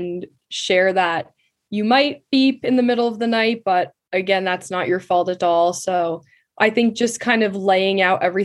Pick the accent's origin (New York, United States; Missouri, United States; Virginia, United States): New York, United States; Katonah; I grew up in Westchester, New York, specifically in the town of Katona, which is about 40 minutes north of New York City in the suburbs